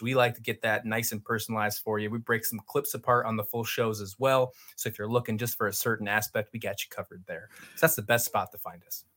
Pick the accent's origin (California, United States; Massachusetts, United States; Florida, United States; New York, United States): New York, United States; Western; moved away as an adult; also born or lived in Virginia; my roots, I grew up in Western New York